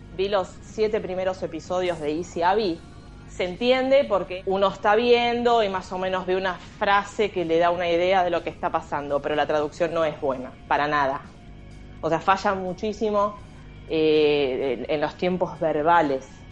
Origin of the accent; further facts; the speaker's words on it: Argentina; somos argentinas